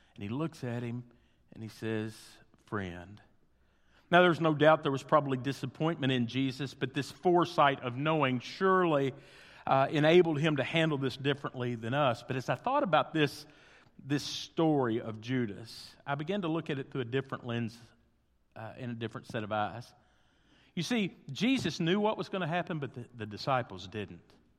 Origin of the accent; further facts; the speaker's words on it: Henderson, Kentucky, United States; I grew up in Henderson, Kentucky, which is right across the river from Evansville, Indiana